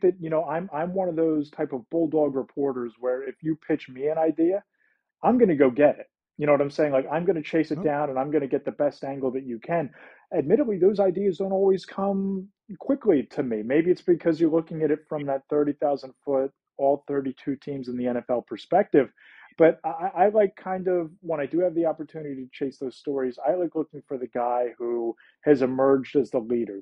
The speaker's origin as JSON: {"language": "English", "town": "Philadelphia", "region": "Pennsylvania", "country": "United States", "tie": "born or raised there", "said": "growing up in the Philadelphia area, very similar to the North Jersey and New York area"}